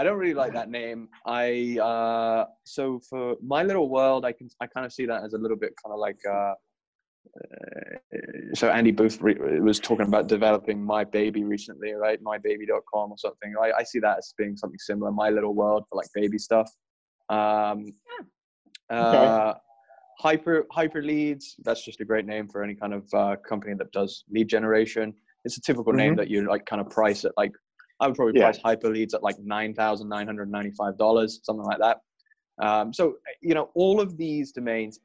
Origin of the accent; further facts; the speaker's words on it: England, United Kingdom; I'm English.